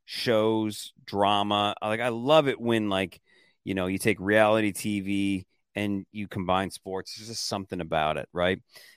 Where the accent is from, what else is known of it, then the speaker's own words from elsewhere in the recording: Detroit, Michigan, United States; Yeah, I don't know if I've ever told you that before, but I am. I was born in Detroit.